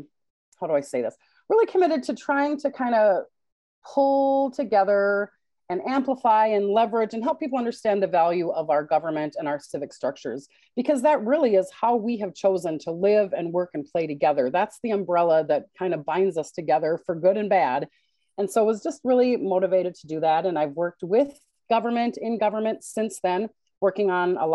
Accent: Minnesota, United States; I am a Minnesotan through and through

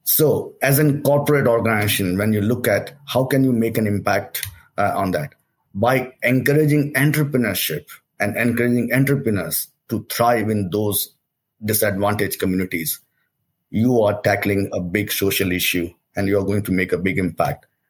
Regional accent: Delhi, India; moved away as an adult; I came from India, uh, uh, born and brought up in Delhi, and uh, came as a student over here.

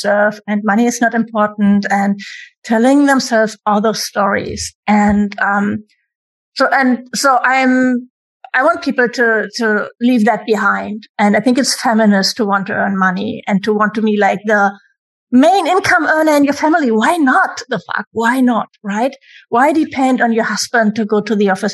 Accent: Germany; I'm from Germany, where everything is free, education, universities, everything

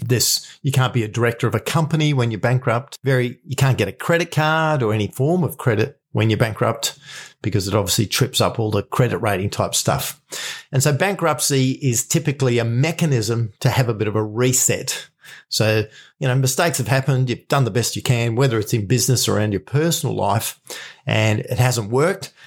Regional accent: Australia; I'm from Australia

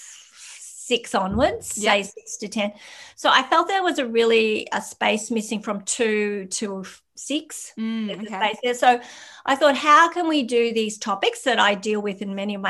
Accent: Australia; we are Australian

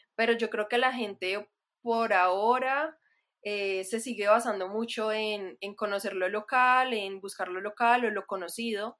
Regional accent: Manizales, Caldas, Colombia; also born or lived in Bogotá, Colombia / Netherlands; soy ilustradora y diseñadora de Manizales, Colombia. Em, ahorita me encuentro en Manizales, pero también me siento un poco bogotana, aunque de pronto mi acento ya no suena para nada rolo, aunque antes sí

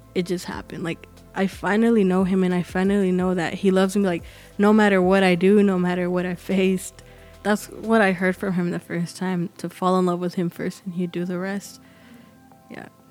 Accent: Arlington, Texas, United States; I'm from Arlington. It's, uh, here near Dallas, and I was born and raised here

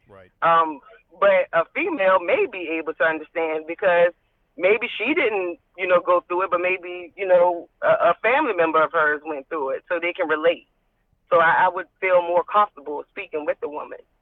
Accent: Richmond, Virginia, United States; I'm from Richmond, uh, born and raised, graduated from John Marshall High School.

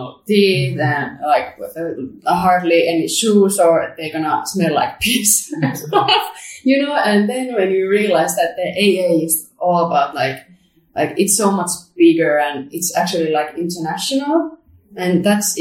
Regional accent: Helsinki, Uusimaa, Finland; my hometown Helsinki

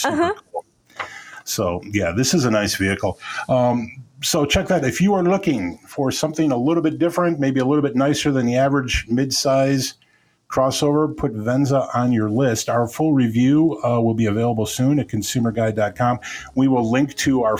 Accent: Midwest, United States; I'm a Midwesterner

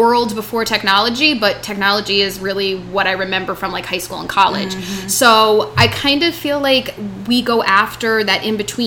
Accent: Rhode Island, United States; moved away; I'm from Rhode Island

